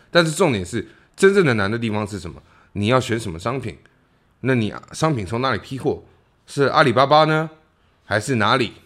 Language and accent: Chinese; Taiwan; moved away; 台湾的所谓的草莓族